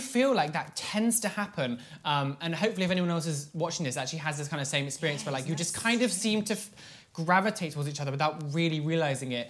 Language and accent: English; Devon, South West England, United Kingdom; I'm from Devon